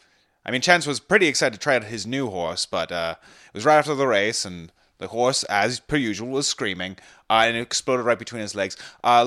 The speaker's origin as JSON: {"language": "English", "town": "Scarborough", "region": "Ontario", "country": "Canada", "tie": "born or raised there", "said": "Oh, I'm from, I grew up in Scarborough. And I had my own 6-month internship in Britain, where I picked up the accent."}